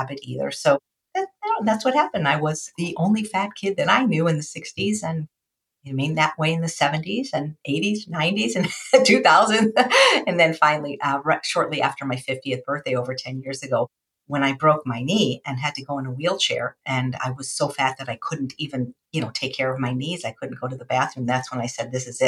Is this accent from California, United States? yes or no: no; Chicago, Illinois, United States; I was the 4th of 4 children growing up in Chicago